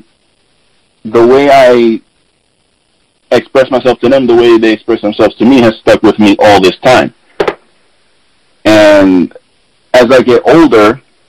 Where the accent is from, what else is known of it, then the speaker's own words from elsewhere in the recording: New York City, New York, United States; I grew up in the Bronx, New York, on the South Bronx, on Colgate Avenue, between Westchester and Watson